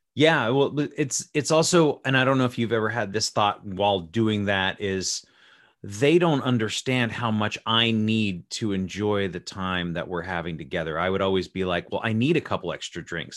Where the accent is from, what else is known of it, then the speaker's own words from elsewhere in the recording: Las Vegas, Nevada, United States; I was born and raised in Las Vegas, Nevada